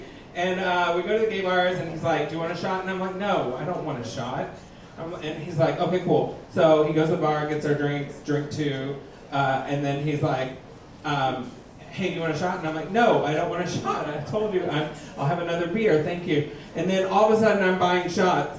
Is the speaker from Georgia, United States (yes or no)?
no; Texas, United States; moved away as an adult; also born or lived in Los Angeles; now in Wisconsin, United States; I'm from Texas